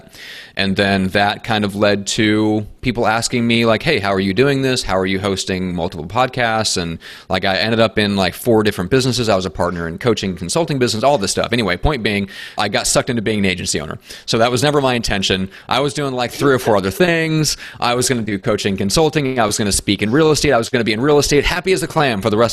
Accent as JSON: {"language": "English", "region": "Midwest", "country": "United States", "moved": "yes", "lives_now": "San Diego, United States", "said": "based in San Diego, although I'm not originally from here, I'm from the Midwest and the States and from the land of cold and snow."}